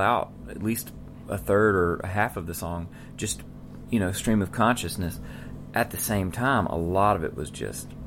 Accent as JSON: {"language": "English", "region": "Mississippi", "country": "United States", "tie": "born or raised there", "said": "where I grew up in Mississippi."}